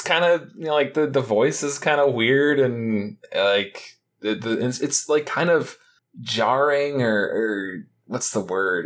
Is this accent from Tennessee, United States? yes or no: no; Detroit, Michigan, United States; I'm from the Detroit area